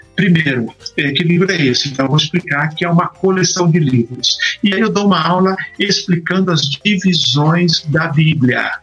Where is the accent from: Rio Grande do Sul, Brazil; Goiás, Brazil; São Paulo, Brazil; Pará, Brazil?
São Paulo, Brazil; ABC Paulista region; moved away as an adult; also born or lived in Piracicaba / Atlanta, United States; now in Campinas, Brazil; Eu sou da região do ABC Paulista